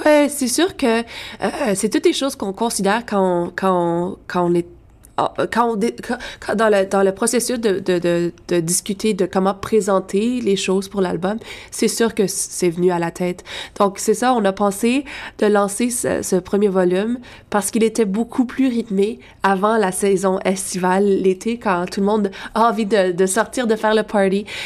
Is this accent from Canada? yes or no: yes; Lafontaine, Ontario, Canada; dans ma région, je viens de La Fontaine